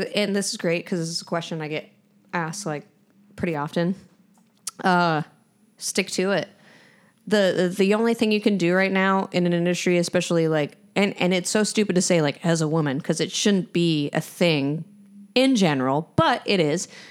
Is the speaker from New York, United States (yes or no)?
yes; New York, United States; I'm from New York